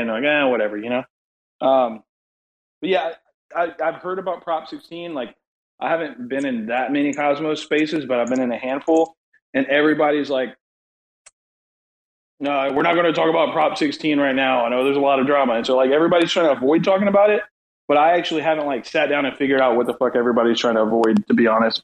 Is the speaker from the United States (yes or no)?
yes; United States; I'm American